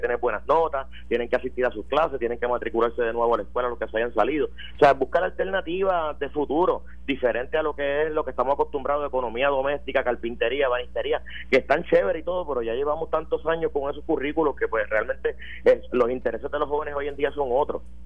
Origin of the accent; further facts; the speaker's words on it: Puerto Rico; yo soy puertorriqueño